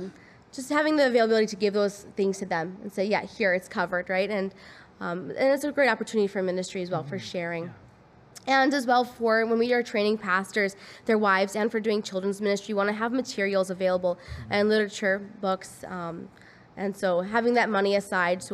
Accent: United States; now in Pembroke, Canada; I'm American

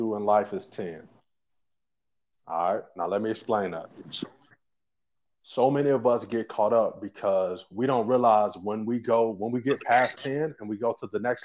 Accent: St. Louis, Missouri, United States; I'm from the St. Louis area originally

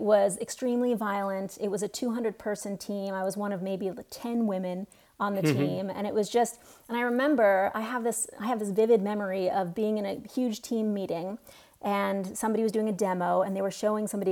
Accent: Nashville, Tennessee, United States; moved away as an adult; also born or lived in Washington, D.C. / San Francisco; I grew up in Nashville

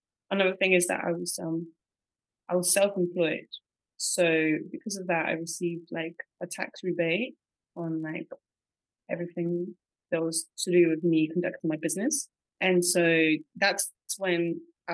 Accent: Portsmouth, South East England, United Kingdom; moved away as an adult; also born or lived in Bulgaria / London; now in Cambodia; So I moved to the UK when I was 9 and I went to school there and then I went to college there and then I went to university in London. I grew up in Portsmouth, which is like a small seaside town.

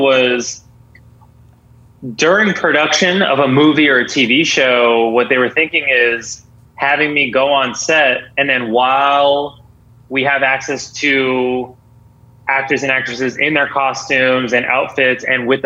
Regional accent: Boston, Massachusetts, United States; I'm from Boston

